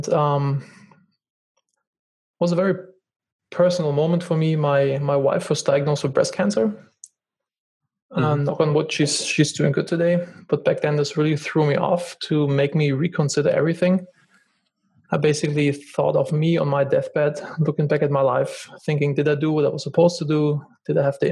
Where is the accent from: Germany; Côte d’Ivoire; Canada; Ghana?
Germany; moved away; I'm originally from Germany